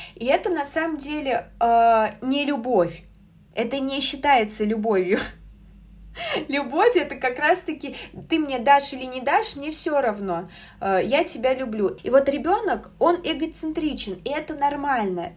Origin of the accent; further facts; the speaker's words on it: Samara, Samara Oblast, Russia; я сама из Самары